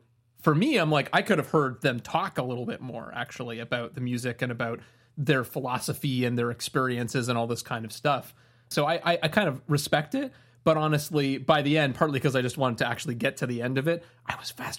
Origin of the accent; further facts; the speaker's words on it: Canada; as a Canadian